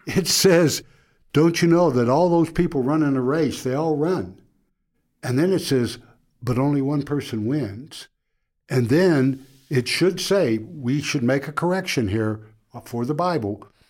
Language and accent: English; Oklahoma, United States; Growing up in Oklahoma